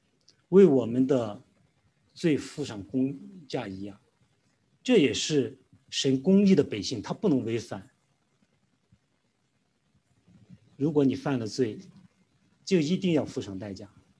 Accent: China; 因为我们中国人呢，其实其他地方也也都有这样的观念，就是说善有善报，恶有恶报。

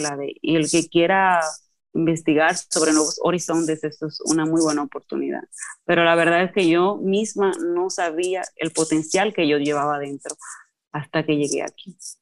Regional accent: Cotuí, Sánchez Ramírez, Dominican Republic; soy oriunda de Cotuí

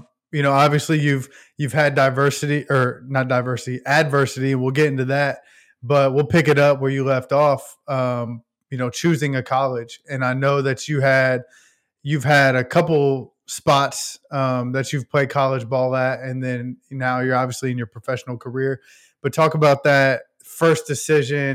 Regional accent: Indianapolis, Indiana, United States; I've been in Indy my whole life

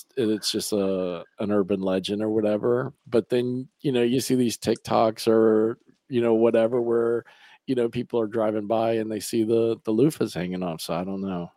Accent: Lake County, Florida, United States; I grew up in Lake County

